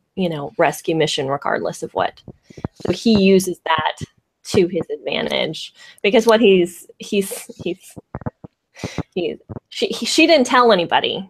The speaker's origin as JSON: {"language": "English", "area": "San Francisco Bay Area", "region": "California", "country": "United States", "said": "I'm from the San Francisco Bay Area"}